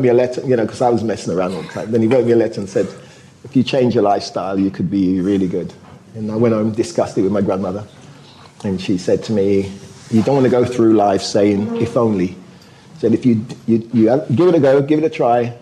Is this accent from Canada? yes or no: no; United Kingdom; also born or lived in Jamaica; my parents went to the UK because my mum was a nurse